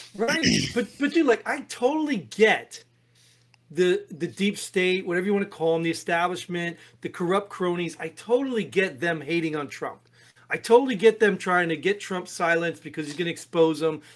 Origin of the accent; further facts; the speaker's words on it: New Jersey, United States; I grew up in Jersey.